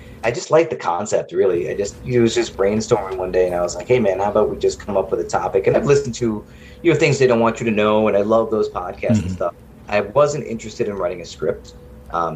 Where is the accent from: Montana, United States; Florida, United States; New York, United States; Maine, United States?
New York, United States; Long Island; now in North Carolina, United States; where I grew up in Long Island